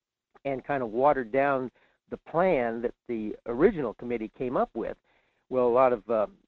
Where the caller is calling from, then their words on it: Fairbanks, Alaska, United States; in Fairbanks.